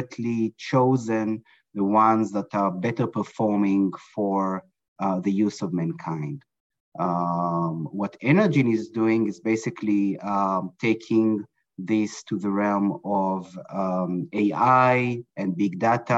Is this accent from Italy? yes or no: no; Israel; moved away as an adult; now in Brooklyn, New York, United States; I was born and raised in Israel in a kibbutz, in a dairy farm, close to agriculture.